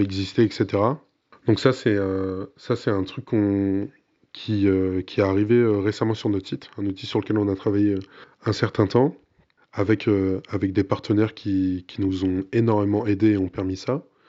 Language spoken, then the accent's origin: French; Burgundy, Bourgogne-Franche-Comté, France; je suis bourguignon